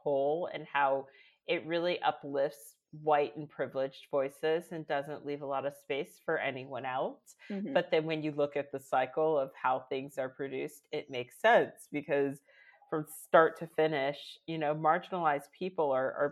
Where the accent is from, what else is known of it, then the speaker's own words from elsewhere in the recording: Northern Virginia, United States; moved away as an adult; now in London, United Kingdom; I'm from Northern Virginia, right outside of DC